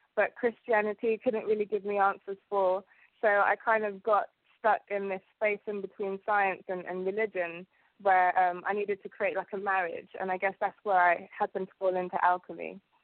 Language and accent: English; London, United Kingdom; English is a second language; also born or lived in Uganda / Southall; I came here when I was about three years old, and um, I've grown up in London ever since